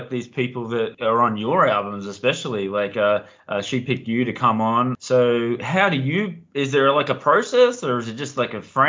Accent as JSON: {"language": "English", "country": "Australia", "said": "I'm from Australia as well"}